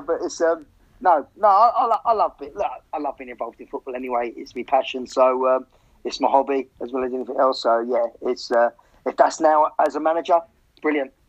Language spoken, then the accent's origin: English; Hemel Hempstead, East of England, United Kingdom; Hemel, I, I, I, I, think we moved there when I was like 11 or 12